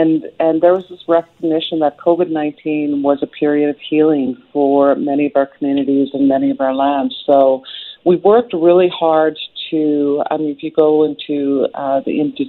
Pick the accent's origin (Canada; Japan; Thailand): Canada; South Okanagan, British Columbia; South Okanagan, where I'm from the Silks people in the Okanagan.